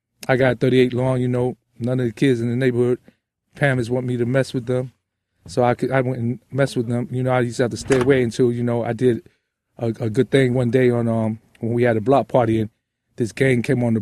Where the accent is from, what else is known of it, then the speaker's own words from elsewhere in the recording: New York City, New York, United States; I grew up in the roughest neighbor you could grow up with at the time, which was Hunts Point